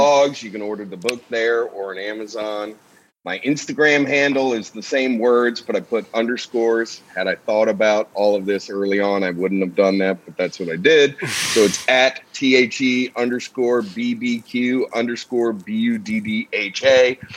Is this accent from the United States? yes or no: yes; Kentucky, United States; my hometown. Kentucky isn't very well known